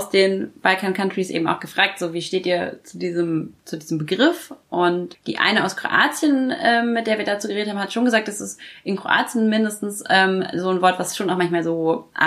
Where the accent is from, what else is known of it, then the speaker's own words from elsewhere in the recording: Bucharest, Romania; hier weißt du überhaupt, was das ist, wenn ich sage, ich komme aus Bukarest